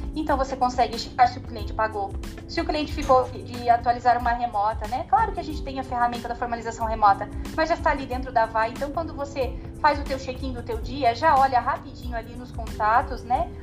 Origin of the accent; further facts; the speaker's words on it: Paraná, Brazil; accent: Paranaense; Eu sou aqui uma paranaense super raiz, né? Com um sotaque que não tem como disfarçar